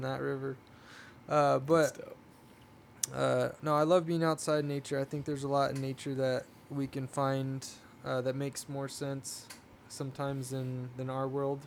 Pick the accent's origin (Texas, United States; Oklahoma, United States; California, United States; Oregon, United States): California, United States; Oceanside; I'm from Oceanside, but my grandfather had a, a pig ranch, hog ranch in Vista, okay, California. So that was, yeah. um, I grew up, you know, four miles from